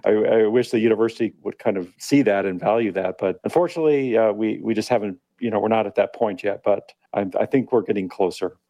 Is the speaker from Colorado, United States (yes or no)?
yes; Pueblo, Colorado, United States; now in California, United States; Originally from Colorado. Born and raised in Pueblo, Colorado